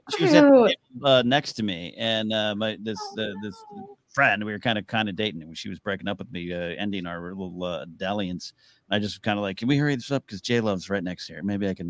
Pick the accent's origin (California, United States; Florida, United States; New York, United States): California, United States; Santa Maria; he's actually from my hometown area. He's up there in Santa Maria, California.